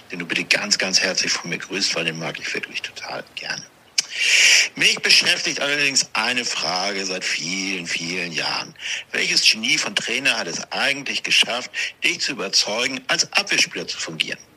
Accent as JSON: {"language": "German", "region": "Hamburg", "country": "Germany", "tie": "born or raised there", "said": "Nein, mein, zwischen Meindorf und Volkshof."}